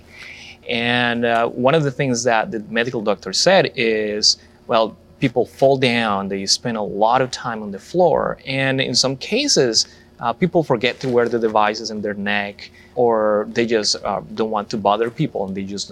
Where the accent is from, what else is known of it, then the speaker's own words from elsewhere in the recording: Colombia; moved away as an adult; now in United States; I'm originally from Colombia